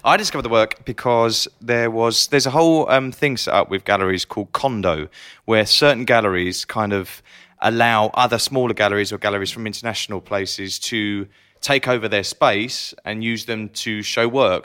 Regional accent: Essex, East of England, United Kingdom; I still feel like I'm from Essex, which is kind of East London

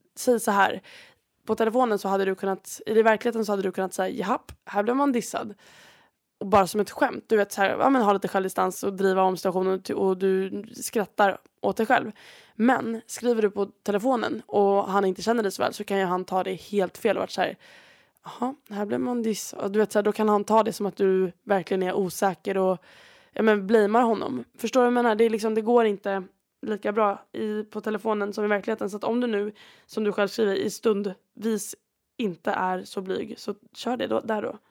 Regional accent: Sweden; moved away; jag var hemma i Sverige

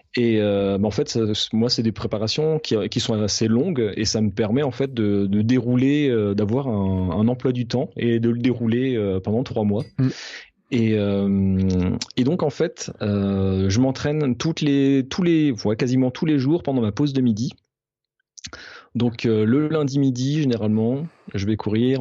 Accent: Alsace, Grand Est, France; je suis alsacien

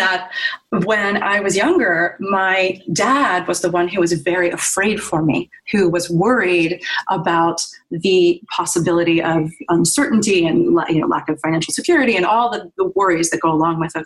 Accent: Virginia, United States; moved away as an adult; also born or lived in New York; I grew up in Virginia and went through the school system there.

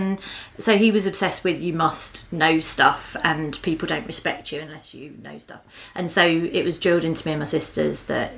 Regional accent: Croydon, London, United Kingdom; born or raised there

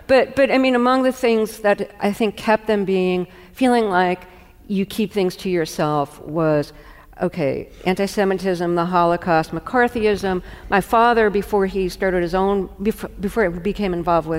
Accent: New York City, New York, United States; moved away; When I was growing up in Brooklyn

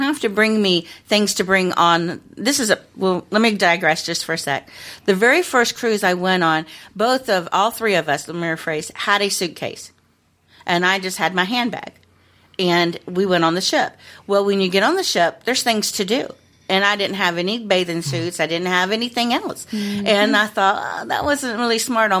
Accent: Florida, United States; we're from Florida. We live in sandals and flip flops

